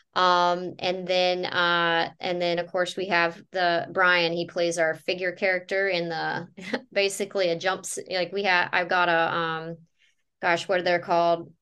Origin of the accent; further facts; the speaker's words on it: North Carolina, United States; now in Florida, United States; I'm originally from North Carolina